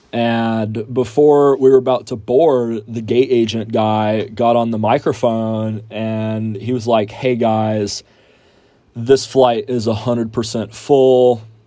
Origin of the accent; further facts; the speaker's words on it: Houston, Texas, United States; moved away as an adult; now in San Angelo, United States; I am from Houston and I'm a student out here at Angelo State University